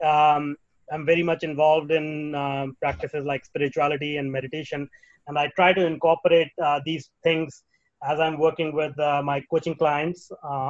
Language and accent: English; India; moved away; Well, I was born in India. I was raised in India.